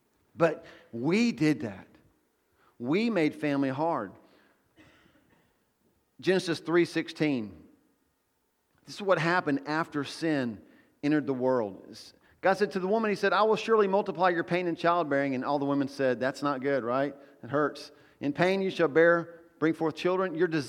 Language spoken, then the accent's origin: English; the South, United States; Well, I don't know if I'm American, but I'm Southern.